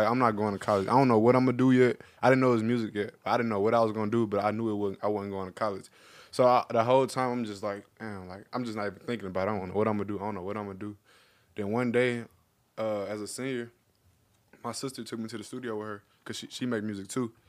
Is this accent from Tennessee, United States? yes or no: yes; Memphis, Tennessee, United States; moved away as an adult; growing up in Memphis